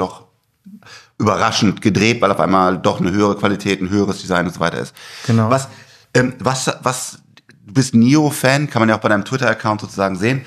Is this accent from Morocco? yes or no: no; Germany; als Deutscher